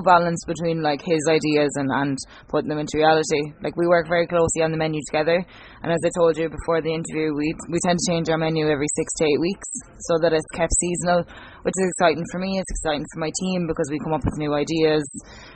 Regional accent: Kilrush, Munster, Ireland; moved away; also born or lived in Galway; I'm originally from County Clare, so I'm from Kilrush, a small town.

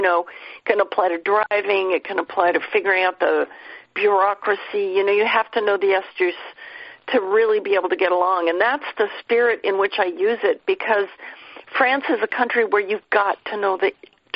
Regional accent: Seattle, Washington, United States; Well, I'm from Seattle. So John and I were good friends.

